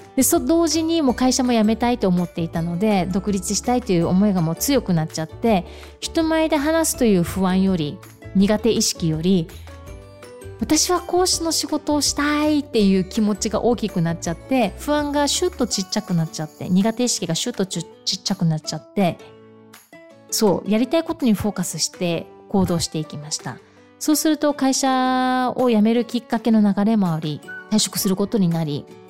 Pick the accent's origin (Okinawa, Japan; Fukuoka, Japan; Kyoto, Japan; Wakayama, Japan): Okinawa, Japan; 私、沖縄生まれ、沖縄育ち、地元の企業で十四年間勤め